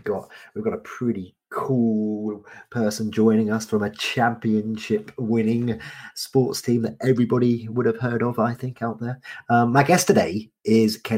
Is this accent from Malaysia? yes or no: no; United Kingdom; I'm such a Brit